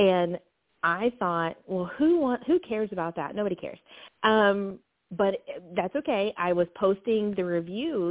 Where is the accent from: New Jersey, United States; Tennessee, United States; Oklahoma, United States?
Tennessee, United States; Knoxville; I'm from Knoxville, Tennessee